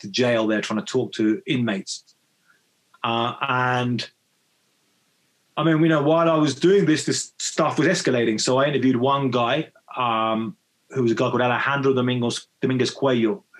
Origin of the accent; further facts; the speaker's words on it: Brighton, South East England, United Kingdom; moved away as an adult; now in Mexico; I grew up in Brighton